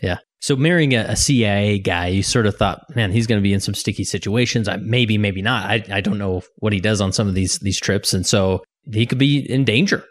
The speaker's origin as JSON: {"language": "English", "town": "Holladay", "region": "Utah", "country": "United States", "tie": "born or raised there", "said": "in Holiday, Utah, my hometown"}